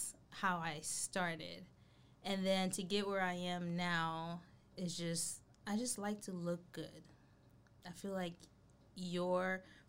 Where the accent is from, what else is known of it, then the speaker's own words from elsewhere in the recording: North Carolina, United States; because when we came from North Carolina, when you come from a city, and not just that, a more diverse place